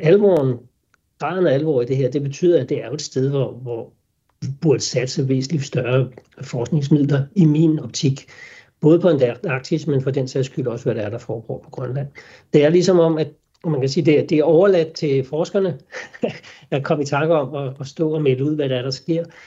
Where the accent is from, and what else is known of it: Denmark